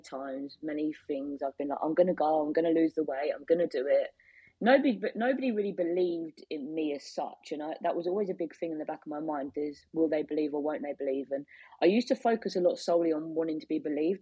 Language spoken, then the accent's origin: English; Biggleswade, East of England, United Kingdom; I'm from Biggleswade.